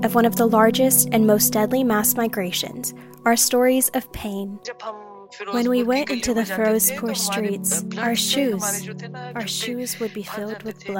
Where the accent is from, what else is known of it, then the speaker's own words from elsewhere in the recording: Corpus Christi, Texas, United States; I'm a Pakistani American, born and raised in the U.S. This past year, I was living in Pakistan to learn more about what the identity I carried meant by speaking to those who knew the history of my homeland.